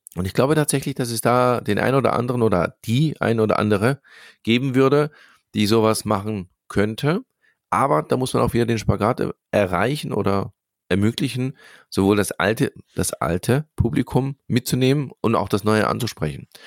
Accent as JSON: {"language": "German", "area": "Swabia", "region": "Baden-Württemberg", "country": "Germany", "tie": "born or raised there", "said": "ich bin tatsächlich hier geboren, hier aufgewachsen im Schwabenland"}